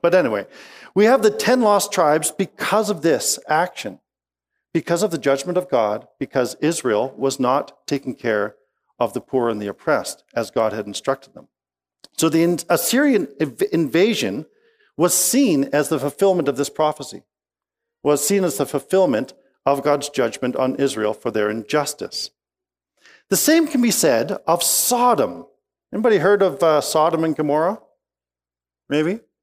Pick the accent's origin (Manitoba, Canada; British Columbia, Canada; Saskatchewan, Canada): British Columbia, Canada; Peachland; moved away; I grew up in the Okanagan Valley of B C